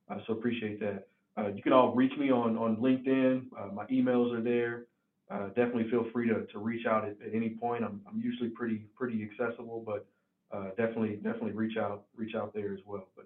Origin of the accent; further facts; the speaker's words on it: Tennessee, United States; accent: country; I can sometimes have a, a, country accent since I'm from Tennessee, but it's not as deep of a draw as someone else's.